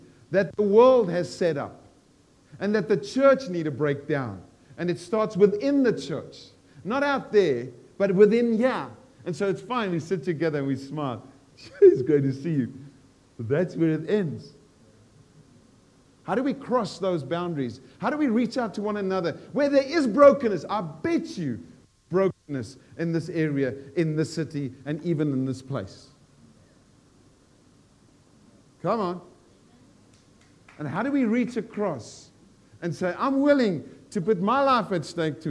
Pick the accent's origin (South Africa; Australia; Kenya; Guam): South Africa; moved away as an adult; I'm South African, I've lived here 42 years